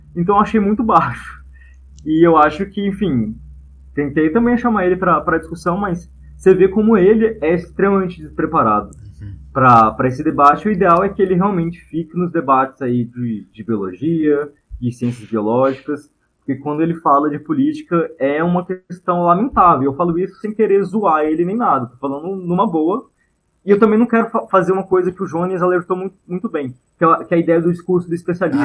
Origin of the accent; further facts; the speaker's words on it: Goiânia, Goiás, Brazil; moved away as an adult; now in Brasília, Brazil; a gente é de Goiânia, estou aqui na casa da minha mãe em Goiânia